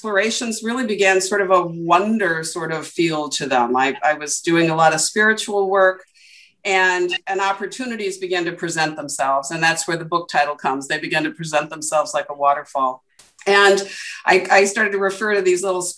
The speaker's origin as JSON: {"language": "English", "town": "Portland", "region": "Oregon", "country": "United States", "tie": "born or raised there", "said": "I was born in Portland, Oregon"}